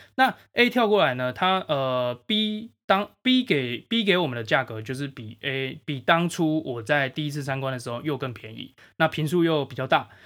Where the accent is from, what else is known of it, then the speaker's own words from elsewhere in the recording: Changhua County, Taiwan; now in Taipei, Taiwan; 我家乡彰化